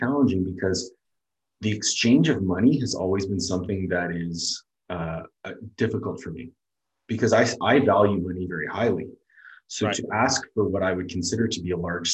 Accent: Canada; moved away as an adult; also born or lived in Florida; I came down as this, you know, husky white kid, 5'9", from Canada with a weird accent

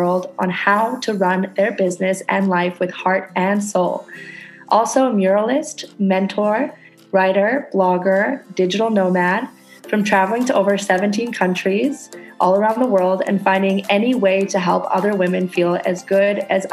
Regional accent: Canada; moved away as an adult; now in Indonesia; I'm a Canadian girl living on a tiny ass tropical island in Indonesia

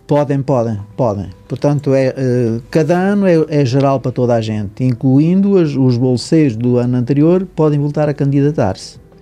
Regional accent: Rio Maior, Centro, Portugal; eu sou natural do, do Conselho de Rio Maior, portanto, de um conselho agrícola, de famílias

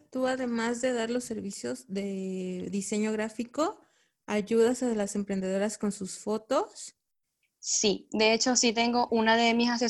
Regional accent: Venezuela; now in Chicago, United States; No, yo soy venezolana.

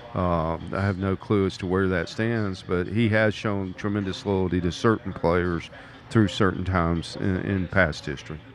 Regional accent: Mobile, Alabama, United States; also born or lived in Mississippi; I'm from Mobile, Alabama, home of the Senior Bowl every year.

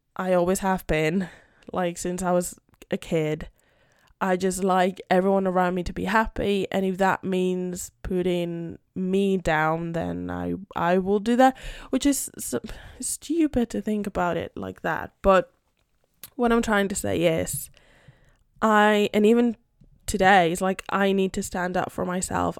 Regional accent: Madrid, Community of Madrid, Spain; first language Spanish; English is a second language; also born or lived in United Kingdom; I'm Spanish. I live in Madrid, born and raised in Madrid.

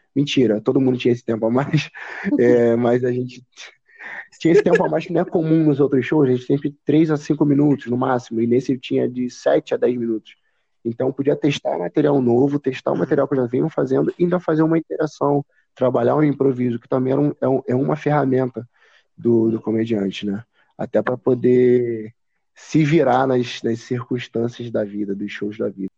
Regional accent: São Gonçalo, Rio de Janeiro, Brazil; quando eu começar a falar de onde eu moro, quando eu começar a falar que sou de São Gonçalo.

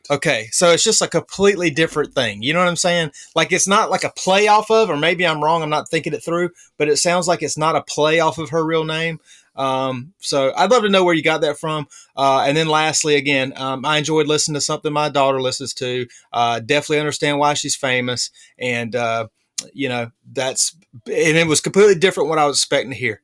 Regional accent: North Carolina, United States; we're from North Carolina

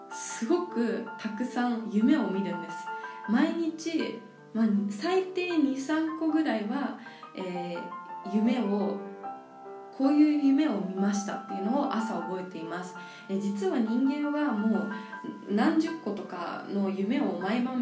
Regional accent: New Zealand; also born or lived in Japan; 日本で生まれてその後すごく幼少期の頃はいろいろな国に連れて行ってもらっていたのでそんな中でニュージーランド出身なんですね

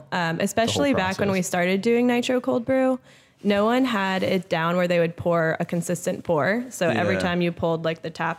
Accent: North Kingstown, Rhode Island, United States; also born or lived in New York City; We went to North Kingstown High School.

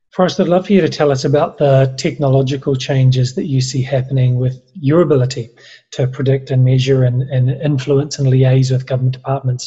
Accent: New Zealand; I'm a Kiwi

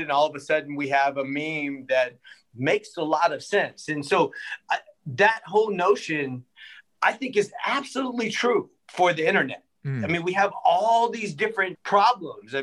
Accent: Berkeley, California, United States; also born or lived in San Francisco / Oakland; I grew up in Berkeley, California. I was born in San Francisco, never lived there, raised in Berkeley, living in Oakland now.

